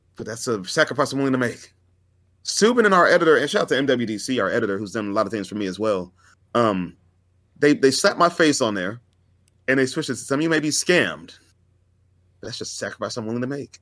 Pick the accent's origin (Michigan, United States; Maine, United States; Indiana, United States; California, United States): California, United States; Fresno; I'm from, I'm from Fresno. I live five minutes away from the venue.